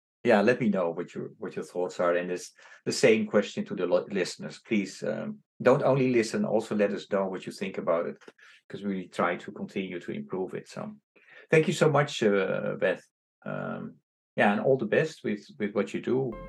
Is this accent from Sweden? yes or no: no; Indonesia; now in New York, United States; when I came to from Indonesia to New York, I still worked with him.